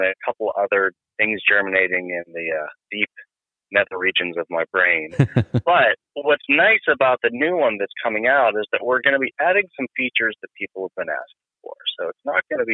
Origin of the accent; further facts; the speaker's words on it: Northeast Ohio, United States; I'm from Ohio, Northeast Ohio. So there, when I was growing up, there's Lordstown and GM